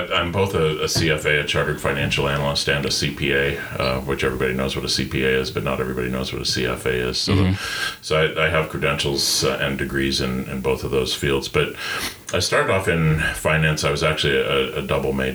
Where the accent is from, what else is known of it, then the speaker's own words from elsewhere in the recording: Gilpin County, Colorado, United States; also born or lived in Denver; I grew up in Gilpin County, which is the second smallest county in Colorado